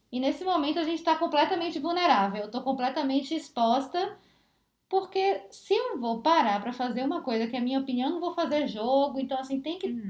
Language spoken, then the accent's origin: Portuguese; Bahia, Brazil; now in São Paulo, Brazil; eu saí da Bahia